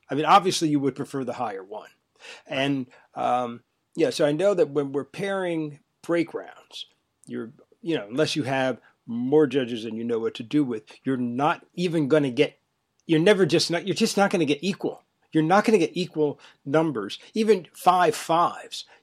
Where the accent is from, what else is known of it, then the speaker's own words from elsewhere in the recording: Northeast, United States; I'm from the Northeast